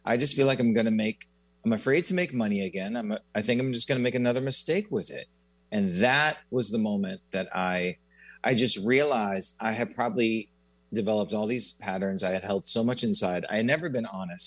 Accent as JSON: {"language": "English", "town": "Newton", "region": "Massachusetts", "country": "United States", "tie": "born or raised there", "said": "I grew up in Newton, Massachusetts, which is about 20 minutes outside of Boston."}